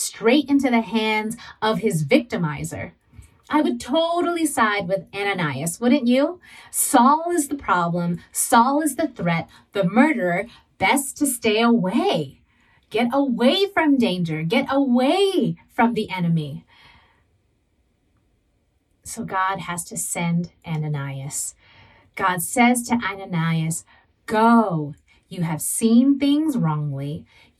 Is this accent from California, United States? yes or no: yes; San Diego, California, United States; I was born and raised in San Diego. And growing up as a Southern California girl